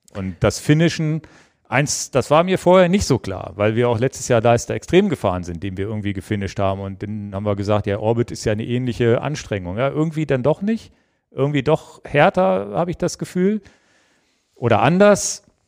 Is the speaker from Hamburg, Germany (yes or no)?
no; Hanover, Lower Saxony, Germany; über meine Heimat mal kommen, über den Kronsberg